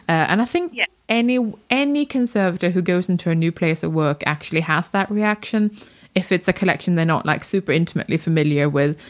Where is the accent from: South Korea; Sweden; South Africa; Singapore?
Sweden; moved away; I was born in Sweden.